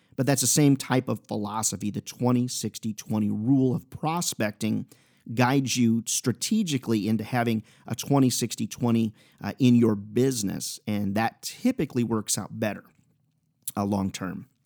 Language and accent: English; Iowa, United States; Iowa boy here